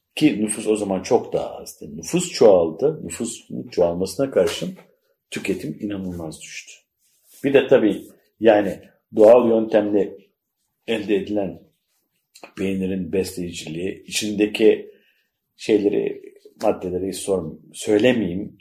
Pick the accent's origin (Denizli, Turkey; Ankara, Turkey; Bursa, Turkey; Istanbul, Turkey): Bursa, Turkey; Mudanya; moved away; Mudanya'nın Si köyünde doğdum, büyüdüm, yetiştim